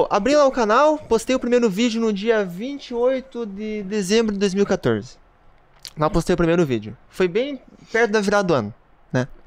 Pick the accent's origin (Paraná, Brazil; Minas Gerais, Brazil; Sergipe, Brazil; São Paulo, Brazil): Paraná, Brazil; Toledo; Eu morava no Paraná ainda, eu sou natural do, do Paraná, né? de Toledo.